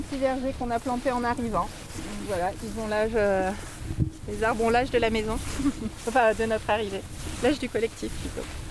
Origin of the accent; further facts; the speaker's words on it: Lorraine, Meuse, Grand Est, France; now in Combrailles, France; On vient de, de la Lorraine, qui est euh, pareil, un milieu très rural et euh, de la Meuse principalement